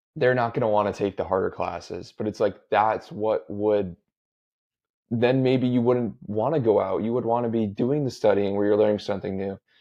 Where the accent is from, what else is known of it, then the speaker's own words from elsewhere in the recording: Connecticut, United States; I grew up in Connecticut, the public schools are really good here